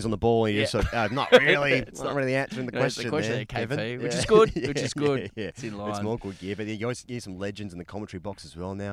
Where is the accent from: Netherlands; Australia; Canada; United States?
Australia; well, I'm still Australian.